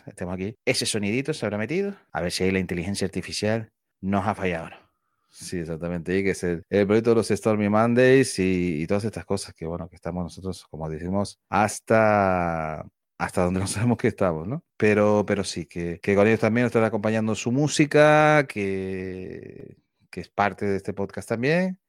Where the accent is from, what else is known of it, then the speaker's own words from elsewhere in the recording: Spain; somos españoles